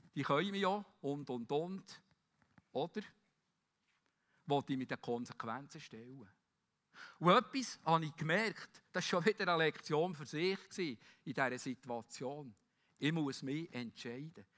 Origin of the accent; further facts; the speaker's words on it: Bern, Switzerland; Wie wir auch sagen als Berner